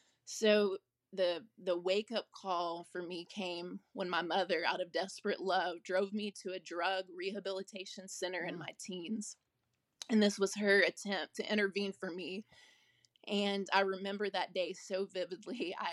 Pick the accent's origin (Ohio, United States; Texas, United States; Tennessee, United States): Texas, United States; Dallas; I was born in Dallas, Texas. I lived there until I graduated high school.